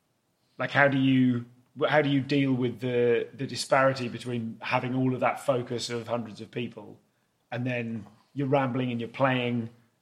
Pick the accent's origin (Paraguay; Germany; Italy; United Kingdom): United Kingdom; Leamington Spa, West Midlands; I grew up in Leamington Spa.